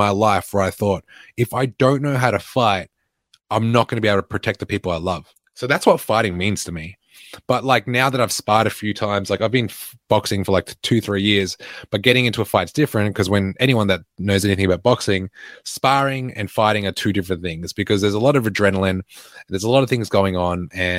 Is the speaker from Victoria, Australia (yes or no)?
yes; Altona North, Victoria, Australia; I grew up in Altona North, the West of the West.